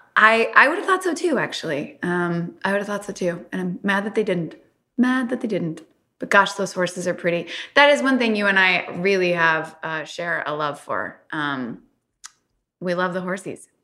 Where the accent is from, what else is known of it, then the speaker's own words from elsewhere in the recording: Louisville, Kentucky, United States; I'm from Kentucky